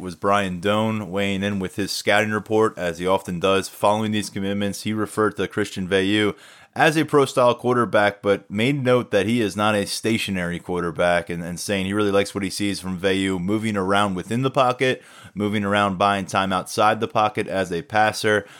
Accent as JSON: {"language": "English", "region": "New Jersey", "country": "United States", "tie": "born or raised there", "moved": "yes", "lives_now": "State College, United States", "said": "I can get to Canada from State College quicker than I can get to my hometown in South Jersey"}